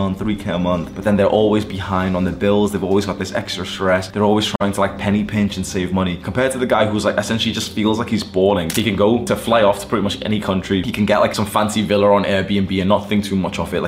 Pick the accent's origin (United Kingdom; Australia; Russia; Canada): United Kingdom; Warrington, North West England; moved away as an adult; now in Dubai, United Arab Emirates; when I moved out of my hometown, I lived in Warrington in the UK